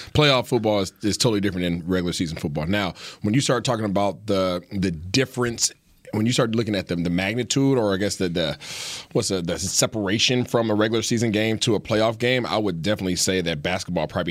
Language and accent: English; Seattle, Washington, United States; now in Dallas, United States; We represent it, you know, for my hometown.